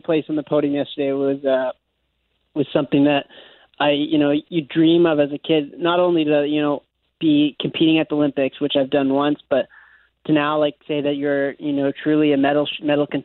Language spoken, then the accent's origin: English; Winnipeg, Manitoba, Canada; I come from Winnipeg